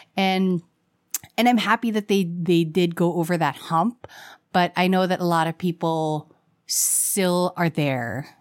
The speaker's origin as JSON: {"language": "English", "town": "Quezon City", "region": "Metro Manila", "country": "Philippines", "said": "I'm from Quezon City"}